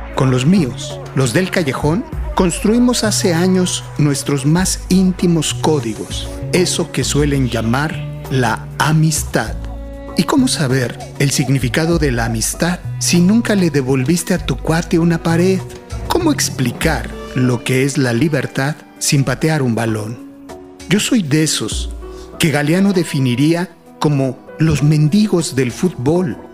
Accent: Mexico; Yo como muchos mexicanos, también nací gritando gol

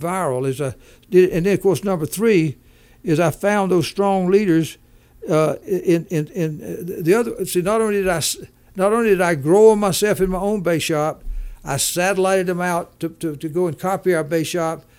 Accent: Macon, Georgia, United States; moved away; also born or lived in Denver; from Macon, Georgia, lived there, all, born and raised there

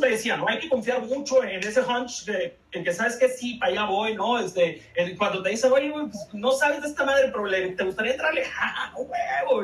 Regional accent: Baja California Sur, Mexico; moved away as an adult; now in Mexico City, Mexico; soy, soy chollero, como se dice, como se dice allá el el gentilicio informal

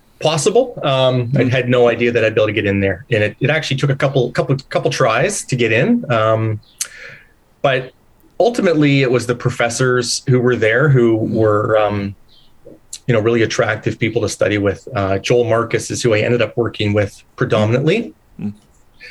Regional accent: Leamington, Ontario, Canada; now in Hamilton, Canada; I grew up down near Windsor, Ontario, so just across the border from Detroit, Michigan, in the tomato capital of Canada, Leamington, Ontario

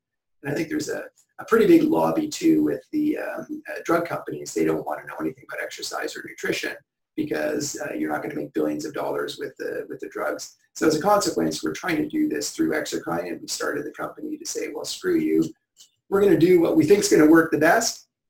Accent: Newmarket, Ontario, Canada; born or raised there

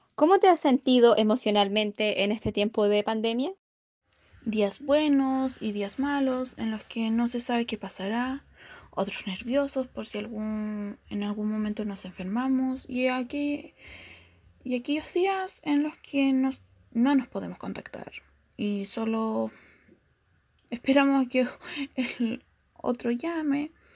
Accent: Galvarino, Araucanía, Chile; Soy de Galvarino, región de la Huracanía

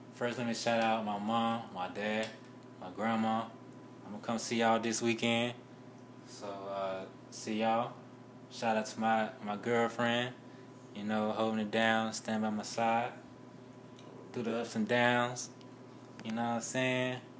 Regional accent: Rocky Mount, North Carolina, United States; Rocky Mount, my hometown

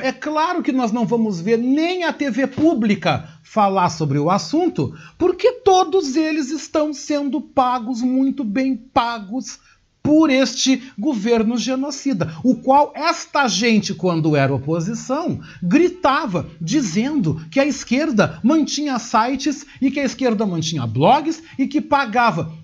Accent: Brazil; como brasileiros

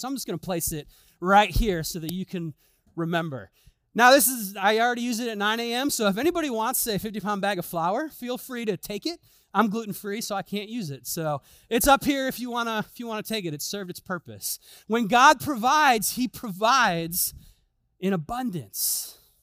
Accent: Chicago, Illinois, United States; moved away; I'm from Chicago

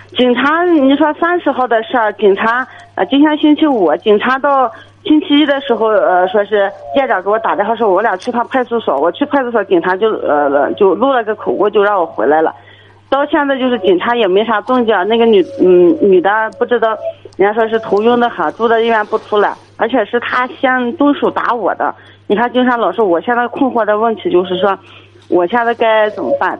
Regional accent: Jiayuguan, Gansu, China; 我们是甘肃嘉峪关的

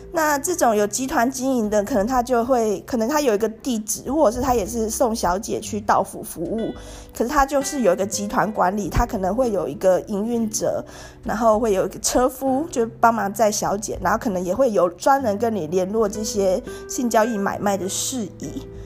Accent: Tainan, Taiwan; 我就是台南人啊， 那我也是在台南念大学的

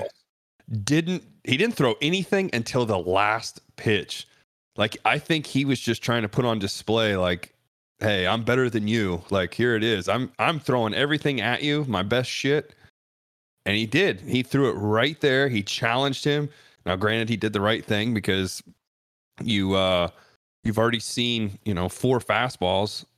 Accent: Ohio, United States; born or raised there

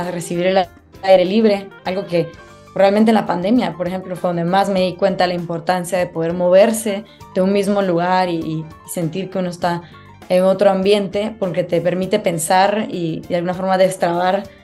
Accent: Guatemala; Yo soy una mujer guatemalteca

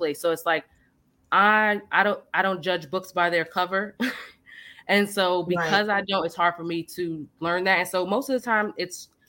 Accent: United States; moved away; also born or lived in the South; growing up in Left Rack and then leaving there

